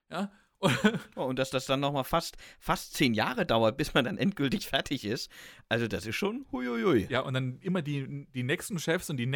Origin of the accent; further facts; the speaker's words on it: Stuttgart, Baden-Württemberg, Germany; als Stuttgarter